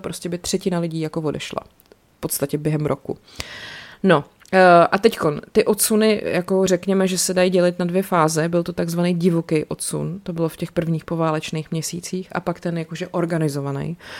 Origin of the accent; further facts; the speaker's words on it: Czechia; člověk jako Čech